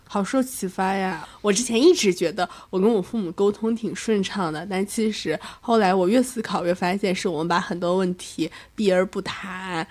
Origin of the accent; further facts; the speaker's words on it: Northeast China, China; accent: Northeastern (Dongbei) dialect; moved away as an adult; now in Chengdu, China; 还是希望我回到东北那面